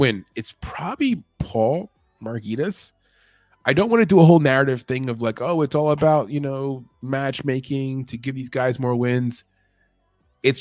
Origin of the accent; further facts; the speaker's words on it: New York City, New York, United States; moved away; I'm from Brooklyn, so it's like, we have a Brooklyn team, you know? It's like right where I used to actually, like I would walk through that spot there where the stadium's at now.